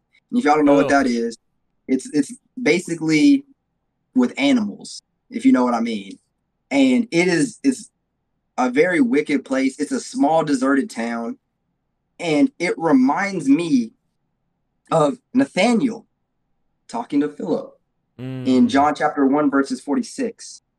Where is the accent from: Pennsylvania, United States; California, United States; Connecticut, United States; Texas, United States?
Texas, United States; Dallas; born there; But I said, I was born in Dallas, Texas.